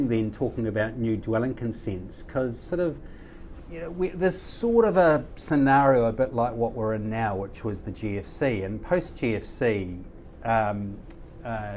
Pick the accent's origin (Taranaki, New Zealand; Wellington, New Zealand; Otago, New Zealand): Wellington, New Zealand; Kapiti; my hometown of Kapiti, up the coast from Wellington